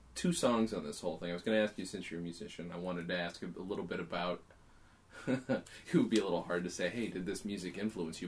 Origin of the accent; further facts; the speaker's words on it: United States; I'm an American